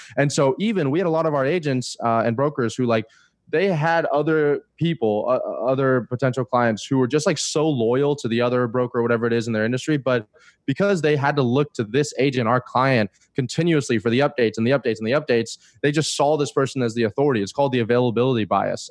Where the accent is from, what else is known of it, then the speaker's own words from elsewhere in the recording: Florida, United States; moved away; I'm from Florida originally